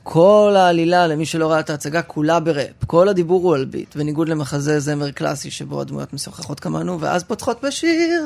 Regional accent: Rehovot, Central District, Israel; ברחובות, שם גדלתי

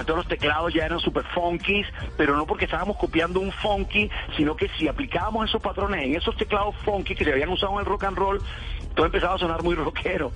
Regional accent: Santa Marta, Magdalena, Colombia; yo vivía en Santa Marta muy cómodamente

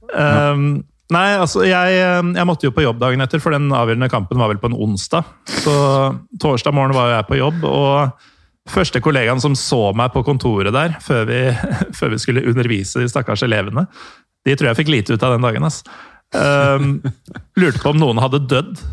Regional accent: Norway; Man var stolt som nordmann av å ha Rosenborg

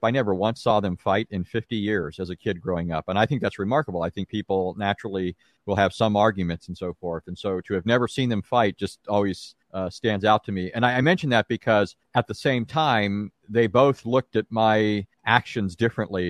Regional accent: Santa Ana, California, United States; also born or lived in Anaheim, California; now in Greenville, United States; I was actually born and raised in Southern California. I was born in an Anaheim hospital. We lived in Santa Ana.

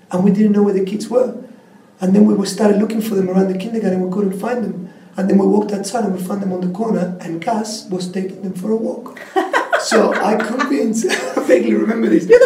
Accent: Patagonia, Argentina; Like most people understand that the Andes are there and there's always kind of snow and huge mountains. But I come from actually th

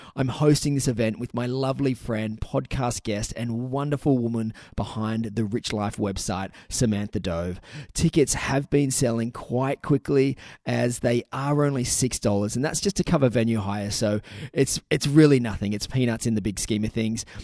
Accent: Newcastle, New South Wales, Australia; my hometown in Newcastle

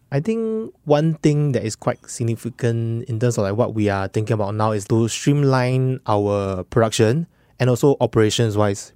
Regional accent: Singapore; I'm a Singaporean as well

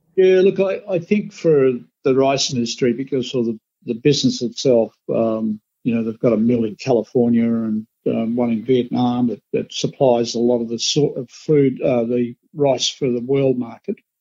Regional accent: Australia; as Australian rice growers

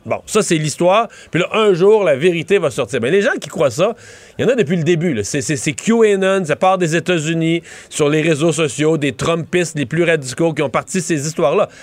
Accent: Quebec, Canada; on est québécois

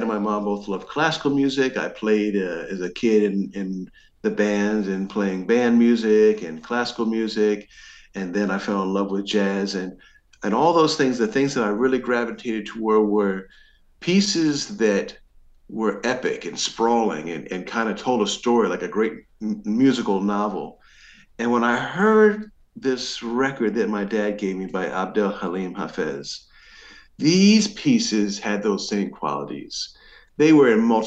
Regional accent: New Jersey, United States; also born or lived in Baltimore; There really wasn't an Egyptian or Middle Eastern community nearby where we grew up in New Jersey.

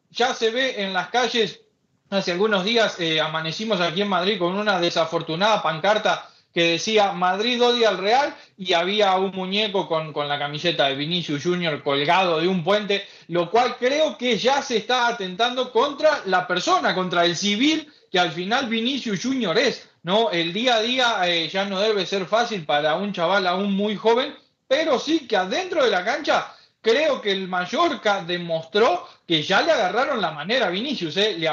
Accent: Uruguay; Leo, eh, creo que los más preocupados somos los uruguayos, ¿no?

